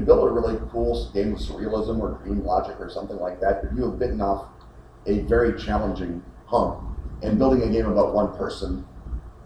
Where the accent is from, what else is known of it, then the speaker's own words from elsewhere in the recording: United States; as an American